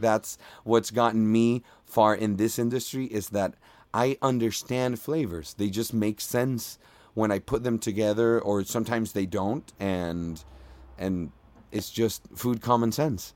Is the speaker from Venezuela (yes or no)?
yes; Margarita Island, Nueva Esparta, Venezuela; English is a second language; moved away as an adult; also born or lived in Miami; now in Los Angeles, United States; originally I am from Venezuela. I grew up in Venezuela, specifically in Margarita Island